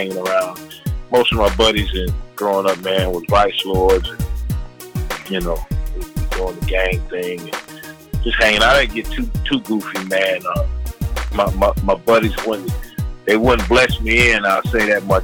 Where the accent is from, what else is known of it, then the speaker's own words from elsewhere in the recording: Gary, Indiana, United States; I'm from Gary, Indiana